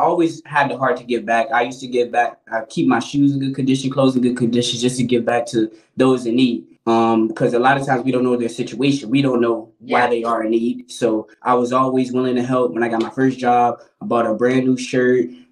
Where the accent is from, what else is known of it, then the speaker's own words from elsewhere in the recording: Chicago, Illinois, United States; moved away; also born or lived in Richmond, Virginia; I'm born and raised in Chicago, but I spent a nice portion of my life in Richmond